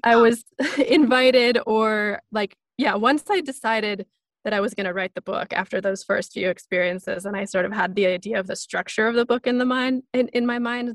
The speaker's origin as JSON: {"language": "English", "area": "small town outside of Seattle, Pacific Northwest", "region": "Washington", "country": "United States", "tie": "born or raised there", "said": "I grew up in the Pacific Northwest in this small town outside of Seattle."}